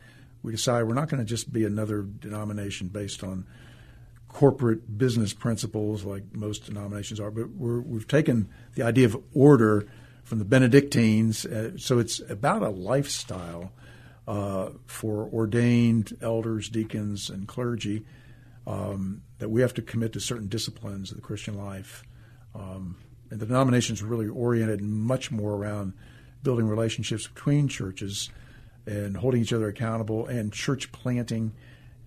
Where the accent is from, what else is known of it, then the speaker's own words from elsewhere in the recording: Bethesda, Maryland, United States; also born or lived in Richmond; now in Texas, United States; I was born in Bethesda, Maryland